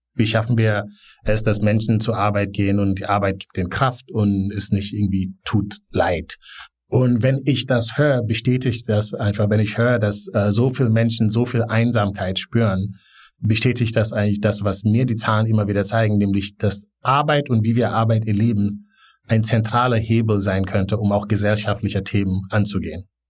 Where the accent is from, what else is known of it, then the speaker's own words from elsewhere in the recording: Gambia; also born or lived in Bonn, Germany; now in Berlin, Germany; ich bin in Gambia aufgewachsen